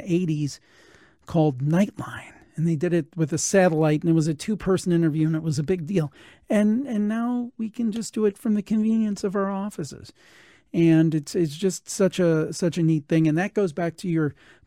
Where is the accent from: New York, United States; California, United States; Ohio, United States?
Ohio, United States; Cleveland; I'm from the Cleveland area